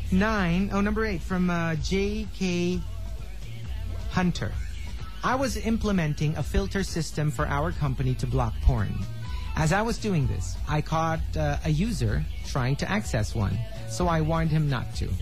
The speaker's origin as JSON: {"language": "English", "country": "Philippines", "said": "I'm from the Philippines"}